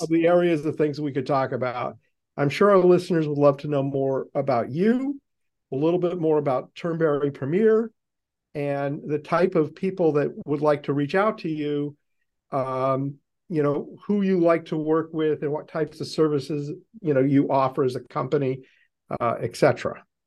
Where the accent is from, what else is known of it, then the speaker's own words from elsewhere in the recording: Boston, Massachusetts, United States; I'm from Boston